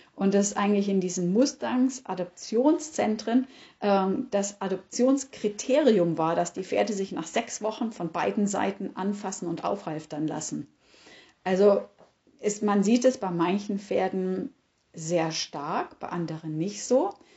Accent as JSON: {"language": "German", "country": "Germany", "said": "bei uns in Deutschland"}